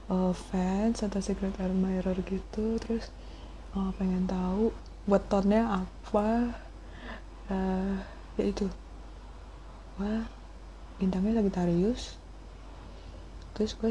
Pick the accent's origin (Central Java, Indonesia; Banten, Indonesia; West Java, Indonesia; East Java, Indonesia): Banten, Indonesia; Tangerang; also born or lived in Surabaya; now in Jakarta, Indonesia; padahal gue aslinya orang Tangerang men gue uh, besar Tangerang sekolah dari TK sampai SMA di Tangerang terus gue pergi kuliah di Surabaya